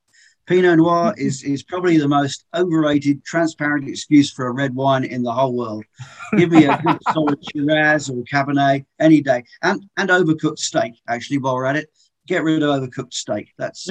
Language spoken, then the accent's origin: English; England, United Kingdom; Well, I'm from England originally, as your listeners will probably be able to tell.